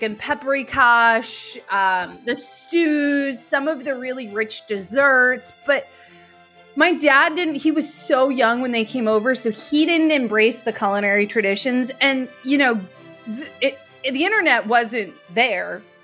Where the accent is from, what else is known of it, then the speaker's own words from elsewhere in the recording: United States; I'm from, the U.S.